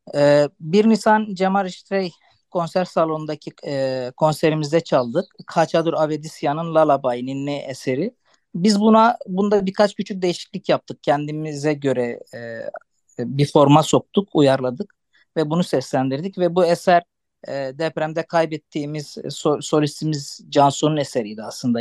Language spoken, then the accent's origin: Turkish; Antakya, Hatay, Turkey; first language Arabic; Turkish is a second language